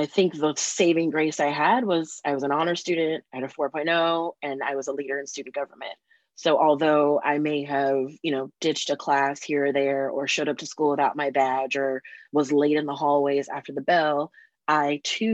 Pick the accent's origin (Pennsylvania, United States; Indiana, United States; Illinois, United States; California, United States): California, United States; San Diego; moved away; I grew up in San Diego